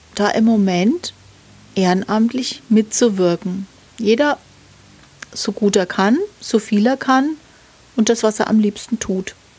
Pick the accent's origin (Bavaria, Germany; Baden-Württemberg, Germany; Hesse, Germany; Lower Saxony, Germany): Bavaria, Germany; Nuremberg; meine Heimatstadt